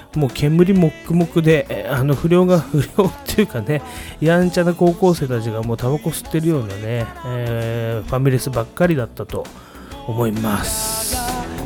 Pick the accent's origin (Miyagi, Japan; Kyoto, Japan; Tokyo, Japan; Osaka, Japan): Tokyo, Japan; Sumida; 焼き鳥花っていうのはねうちの地元ではもうかなり有名なお店